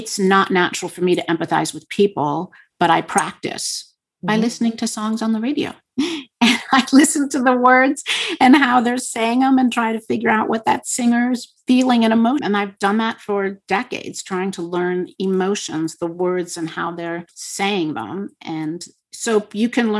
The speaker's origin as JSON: {"language": "English", "region": "Montana", "country": "United States", "said": "I come from Montana"}